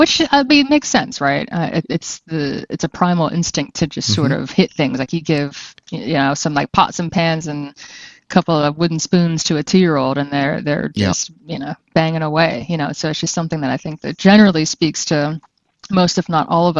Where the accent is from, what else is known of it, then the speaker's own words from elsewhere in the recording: Nashville, Tennessee, United States; also born or lived in Pittsburgh, Pennsylvania; I moved around a fair bit, but I would say the two places where I spent the most time would be Nashville, Tennessee, Music City in the Bible Belt, and also Pittsburgh, Pennsylvania, which is a little different.